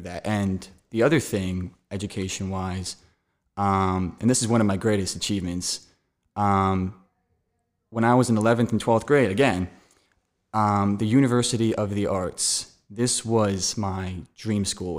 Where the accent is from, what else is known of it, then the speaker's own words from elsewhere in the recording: Gilbertsville, Pennsylvania, United States; I'm from Gilbertsville, Pennsylvania. It's outside of Philadelphia